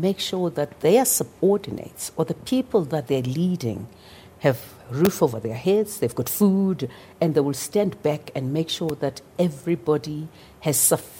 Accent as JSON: {"language": "English", "town": "Soweto", "region": "Gauteng", "country": "South Africa", "tie": "born or raised there", "said": "growing up in Soweto as a child"}